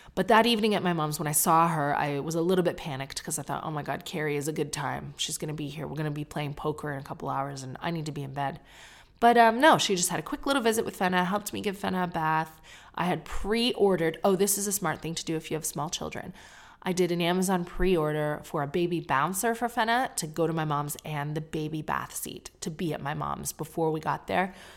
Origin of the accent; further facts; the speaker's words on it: Canada; now in United Kingdom; me being Canadian